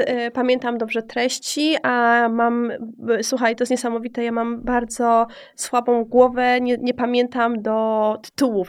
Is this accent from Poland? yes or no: yes; Kraków, Lesser Poland, Poland; moved away; na czym się może wychować dziewczyna z, z Nowej Huty